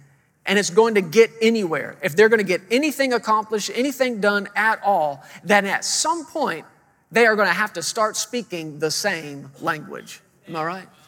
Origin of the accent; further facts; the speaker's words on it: Fort Worth, Texas, United States; moved away as an adult; now in Woodland Park, Colorado, United States; we're originally from the Fort Worth, Texas area